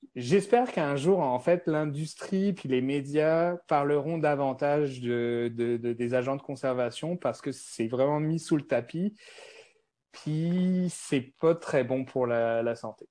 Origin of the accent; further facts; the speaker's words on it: France; accent: French (France); moved away as an adult; now in Montreal, Canada; j'ai un accent français. Donc, moi, je suis, euh, je suis à Montréal depuis plus de treize ans.